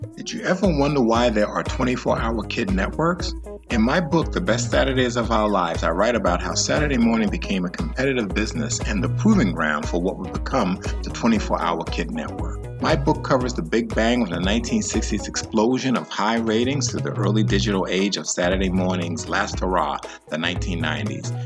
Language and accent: English; New York, United States; growing up in New York